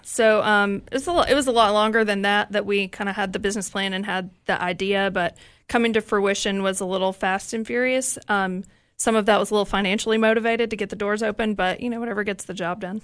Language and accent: English; East Tennessee, United States; I'm from East Tennessee